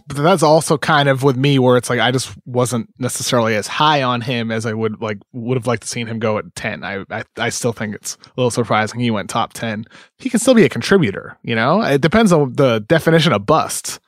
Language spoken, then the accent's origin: English; East Coast, United States; I grew up in the East Coast